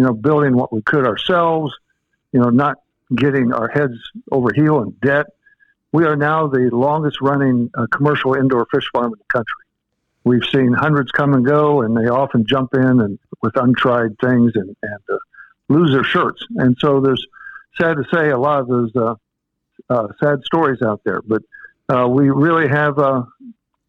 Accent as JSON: {"language": "English", "town": "Urbana", "region": "Ohio", "country": "United States", "tie": "born or raised there", "also_born_or_lived": "Springfield, Ohio / Louisiana / Wisconsin", "said": "I was born in Springfield, raised in Urbana."}